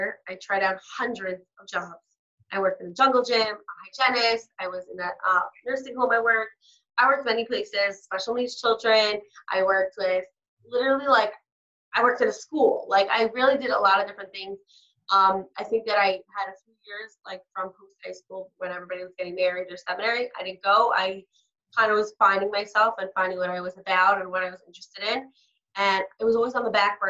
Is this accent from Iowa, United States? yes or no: no; New York City, New York, United States; I'm from Brooklyn